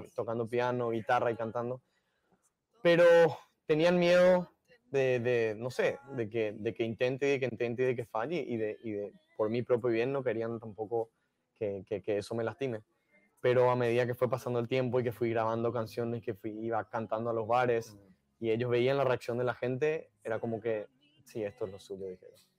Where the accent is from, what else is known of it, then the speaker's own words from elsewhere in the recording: Paraguay; Paraguay, en mi país